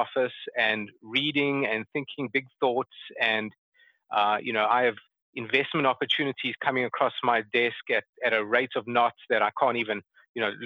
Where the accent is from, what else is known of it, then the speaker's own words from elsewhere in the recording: Johannesburg, Gauteng, South Africa; moved away as an adult; now in Atlanta, United States; I grew up in Johannesburg, and that's where I had my schooling, and then left South Africa in the the early 90s.